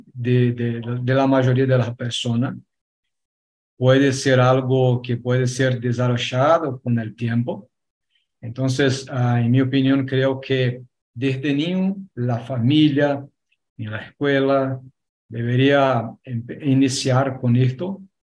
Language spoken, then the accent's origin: Spanish; Argentina; accent: Argentine; mi acento es un acento argentino